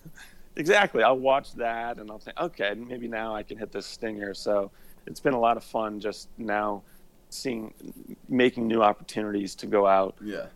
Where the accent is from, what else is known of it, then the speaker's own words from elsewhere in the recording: Indianapolis, Indiana, United States; moved away as an adult; also born or lived in Notre Dame, Indiana; now in Atlanta, United States; I grew up in Indianapolis, Indiana